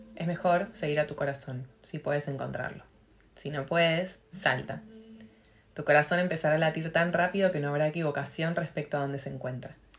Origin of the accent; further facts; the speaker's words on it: Argentina; moved away as an adult; also born or lived in Catalonia / Switzerland; yo me fui de Argentina enojada